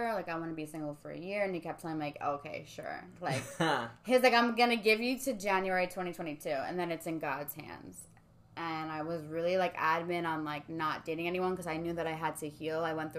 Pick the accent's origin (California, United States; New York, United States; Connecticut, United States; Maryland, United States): Connecticut, United States; South Norwalk; So he's from the Bronx. I'm from SoNa. We have zero friends in common.